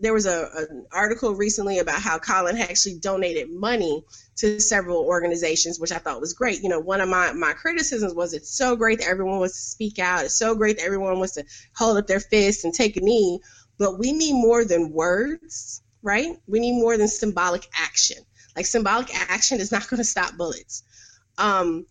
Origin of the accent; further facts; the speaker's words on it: New York City, New York, United States; I was growing up in Harlem and the Bronx in, you know, mid to late 80s